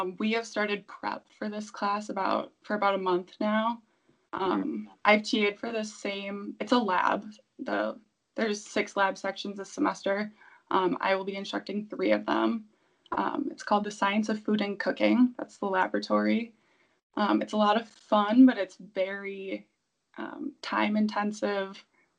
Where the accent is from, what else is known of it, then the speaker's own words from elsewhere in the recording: Milwaukee, Wisconsin, United States; moved away; I'm from Wisconsin, Milwaukee originally